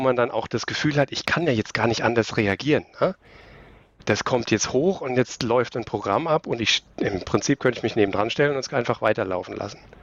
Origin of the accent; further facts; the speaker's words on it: Aschaffenburg, Bavaria, Germany; moved away; also born or lived in Karlsruhe; Ich komme aus Aschaffenburg ursprünglich. Das ist ein kleiner Zipfel am Ende von Bayern oben.